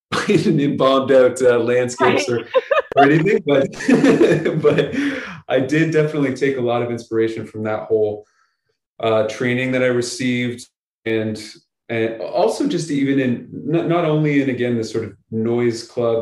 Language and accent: English; Chatham, Ontario, Canada; I grew up a bunch of different places, but I grew up mostly near the Detroit Windsor border. I grew up about half an hour from Windsor in a little town called Chatham.